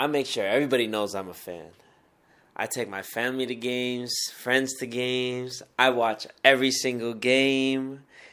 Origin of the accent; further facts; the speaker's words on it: Milwaukee, Wisconsin, United States; Milwaukee, Wisconsin, my hometown, where I grew up most of my life